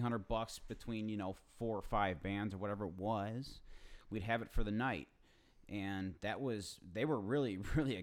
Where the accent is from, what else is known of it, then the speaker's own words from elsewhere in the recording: Chicago, Illinois, United States; also born or lived in Plainfield, Illinois; I grew up in Chicago until I was about 13, and then my parents moved us to Plainfield, unincorporated Plainfield, Joliet